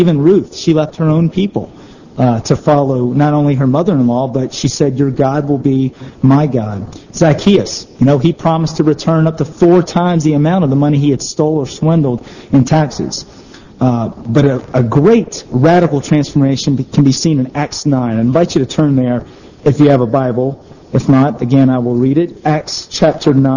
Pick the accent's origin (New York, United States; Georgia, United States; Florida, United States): Georgia, United States; I grew up in Georgia